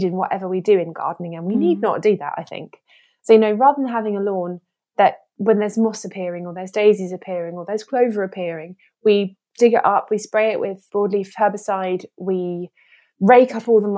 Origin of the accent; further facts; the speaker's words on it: Kent coast, South East England, United Kingdom; moved away; also born or lived in Devon; I grew up on the Kent coast